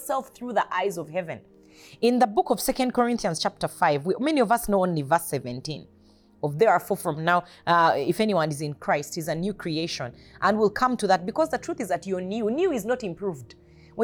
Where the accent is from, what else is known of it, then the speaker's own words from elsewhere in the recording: Uganda; I am not just a Ugandan. I am a kingdom citizen who happened to be born in Uganda